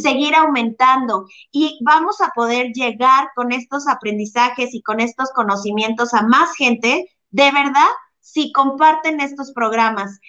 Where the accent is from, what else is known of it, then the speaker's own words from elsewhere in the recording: Mexico; soy latina mexicana muy chingona